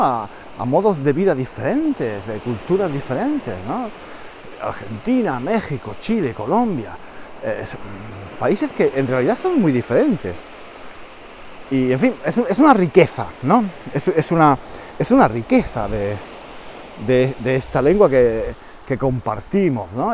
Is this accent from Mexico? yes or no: no; Spain; hablamos mal los españoles